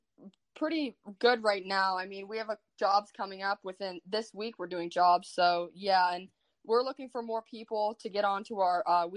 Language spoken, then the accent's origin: English; Poland, Ohio, United States; I just graduated a couple years ago from Poland High School